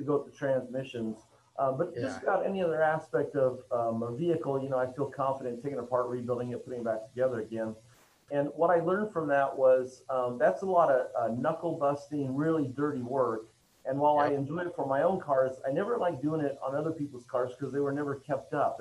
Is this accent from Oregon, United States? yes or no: yes; Oregon, United States; I'm originally from Oregon